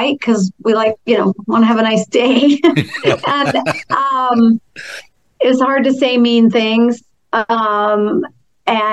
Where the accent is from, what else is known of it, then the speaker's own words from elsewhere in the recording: Minnesota, United States; moved away; also born or lived in Toronto; I'm from Minnesota